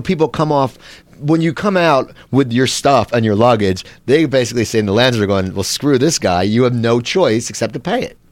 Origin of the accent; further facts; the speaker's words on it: Cherry Hill, New Jersey, United States; where I grew up in Cherry Hill, New Jersey